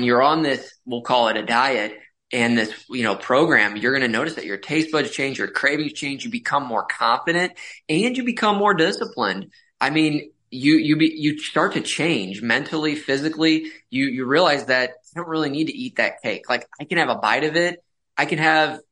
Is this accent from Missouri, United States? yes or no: yes; St. Louis, Missouri, United States; born and raised in St. Louis, Missouri, went to medical school in Kansas City.